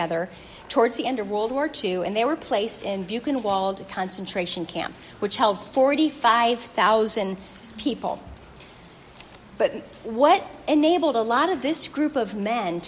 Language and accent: English; St. Louis, Missouri, United States; That's my hometown.